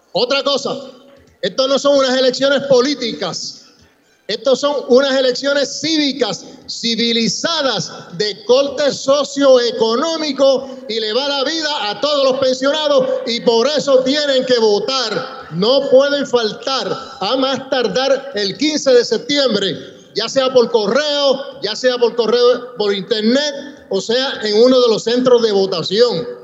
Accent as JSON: {"language": "Spanish", "country": "Puerto Rico", "said": "Yo soy boricua y porque mi amor es Puerto Rico"}